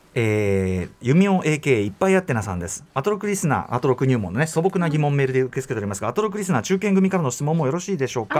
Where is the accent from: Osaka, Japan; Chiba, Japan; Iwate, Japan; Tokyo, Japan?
Tokyo, Japan; 東京生まれ東京育ち